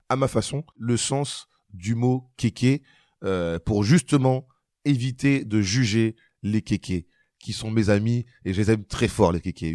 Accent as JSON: {"language": "French", "town": "Marly-Gaumont", "region": "Hauts-de-France", "country": "France", "tie": "born or raised there", "said": "je jouais au foot quand j'étais euh, gamin euh, à Marly Gaumont"}